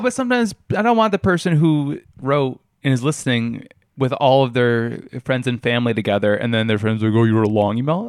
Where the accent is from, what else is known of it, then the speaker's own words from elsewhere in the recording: New York, United States; where I grew up in New York